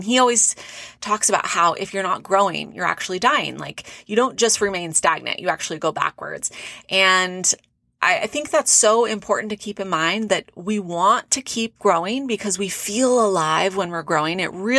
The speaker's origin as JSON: {"language": "English", "region": "California", "country": "United States", "tie": "born or raised there", "said": "close to where I grew up in Orange County, California. And it's always fun to go back. Love living in Arizona"}